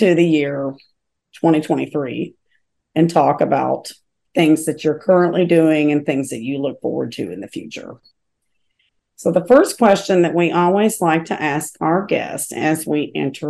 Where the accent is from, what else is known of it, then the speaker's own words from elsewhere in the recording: Kentucky, United States; I'm from Kentucky